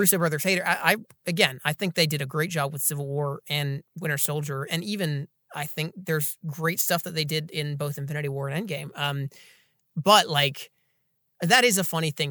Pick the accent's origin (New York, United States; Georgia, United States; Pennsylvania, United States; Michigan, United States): Georgia, United States; Atlanta; Atlanta, Georgia, my hometown